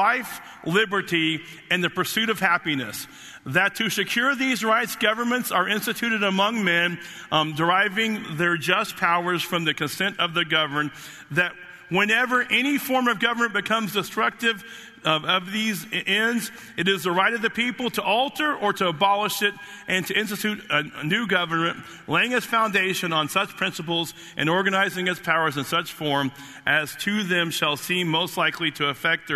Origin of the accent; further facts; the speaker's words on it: United States; I was born in the United States of America